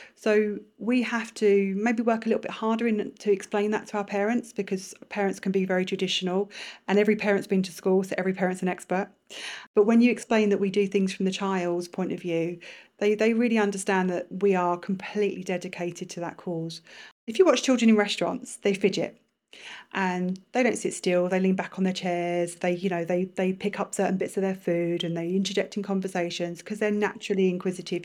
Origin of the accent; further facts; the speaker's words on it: London, United Kingdom; moved away as an adult; now in Bahrain; in a very multicultural part of London